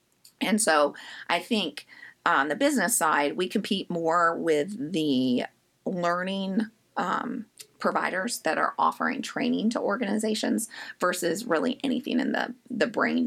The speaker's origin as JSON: {"language": "English", "town": "Indianapolis", "region": "Indiana", "country": "United States", "moved": "yes", "lives_now": "Richmond, United States", "said": "I actually am not from Richmond, Virginia. I'm from Indianapolis."}